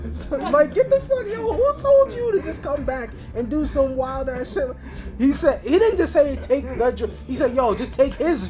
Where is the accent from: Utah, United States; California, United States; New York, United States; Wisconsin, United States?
New York, United States; New York City; I'm from Queens as well.